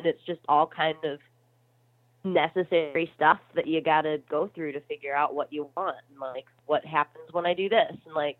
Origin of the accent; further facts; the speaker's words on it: Midwest, United States; I think too, kind of growing up in the Midwest, it's such a fabulous place because people are really friendly and down to earth